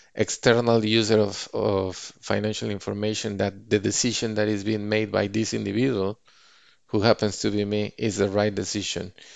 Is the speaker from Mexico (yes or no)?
yes; Mexico City, Mexico; moved away as an adult; now in Bay Area, United States; my hometown in Mexico City